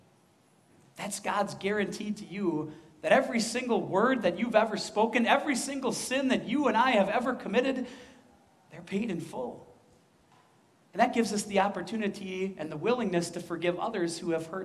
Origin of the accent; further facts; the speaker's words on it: Midwest, United States; accent: Midwestern; also born or lived in West Coast; we Midwesterners have an accent